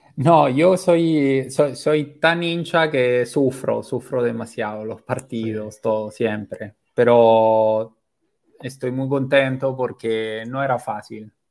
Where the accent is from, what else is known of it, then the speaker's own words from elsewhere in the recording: Rome, Lazio, Italy; moved away as an adult; now in Lima, Peru; soy italiano, pero nací en Roma